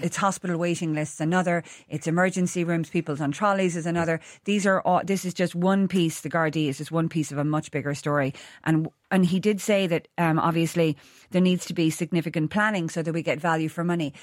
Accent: Ireland; moved away as an adult; also born or lived in London; being Irish away

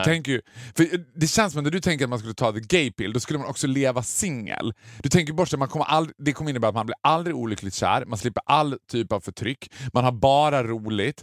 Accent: Borlänge, Dalarna County, Sweden; Det var ett, ett sommarnöje när jag var liten i Borlänge

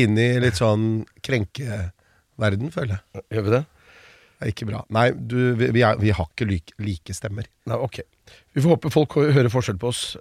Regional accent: Buskerud, Norway; moved away; also born or lived in United States; Jeg er jo født og oppvokst i Buskerud og har liksom stemmen jeg har.

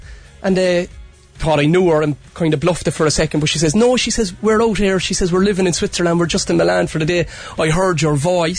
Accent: Cork, Munster, Ireland; accent: Cork; And I thought my Cork accent was gone

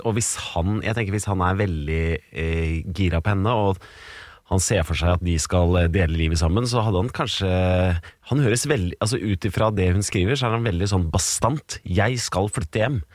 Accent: Hamar, Innlandet, Norway; jeg kommer fra Hamar, jeg kommer fra Innlandet sjøl

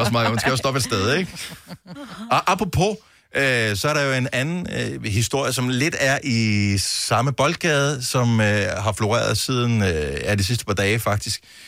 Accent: Esbjerg, Southern Denmark, Denmark; min fødeby, Esbjerg

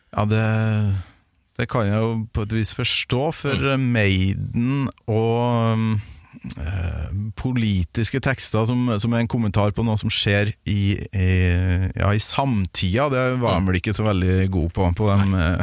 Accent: Kolvereid, Trøndelag, Norway; hjemme på Kolvereid

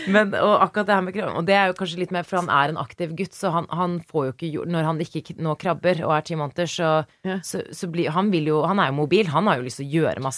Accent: Norway; Så vi mhm. er jo da eh, vokst opp i Norge

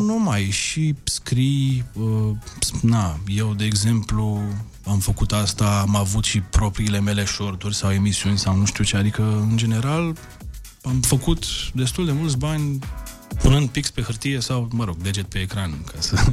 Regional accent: Galați, Galați County, Romania; în Galați, de unde sunt eu

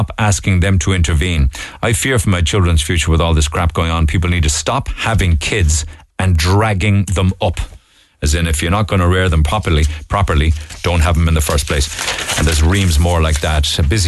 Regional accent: Cork, Munster, Ireland; I grew up in Knocknaheeny, a great place and part of my life, but I got married and moved out of the city.

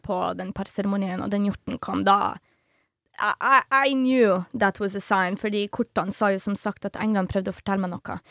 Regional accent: Poland; Norwegian is a second language; now in Norway; Jeg som polakk

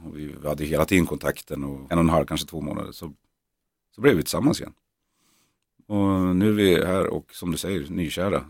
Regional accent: Norrland, Sweden; vi är norrlänningar

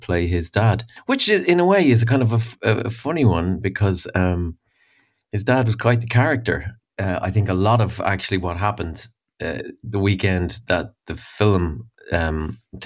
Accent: Dublin, west of Ireland, Ireland; I've had the privilege of growing up in Dublin, but also all my formative years in the west of Ireland.

